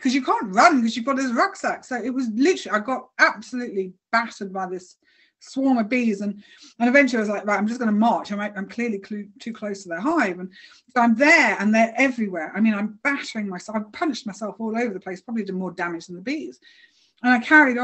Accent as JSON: {"language": "English", "country": "United Kingdom", "said": "I'm British"}